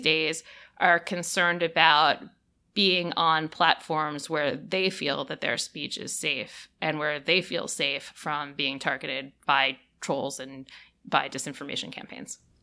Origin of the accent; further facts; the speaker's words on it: United States; As an American